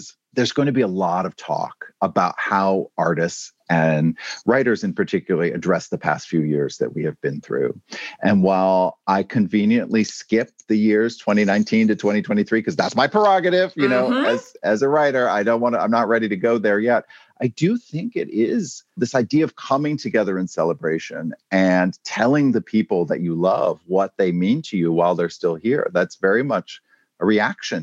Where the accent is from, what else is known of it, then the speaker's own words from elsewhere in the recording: Maine, United States; moved away; I'm coming to you today from my home state of Maine